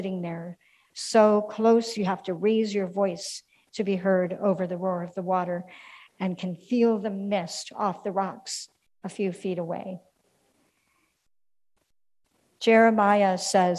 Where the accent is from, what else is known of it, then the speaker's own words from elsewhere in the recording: Minneapolis, Minnesota, United States; now in St. Louis, United States; my hometown of Minneapolis